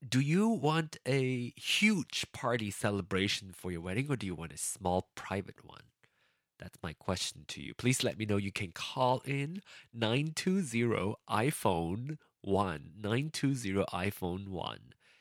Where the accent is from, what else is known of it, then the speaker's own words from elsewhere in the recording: Malaysia; now in United States; I left Malaysia for a more progressive country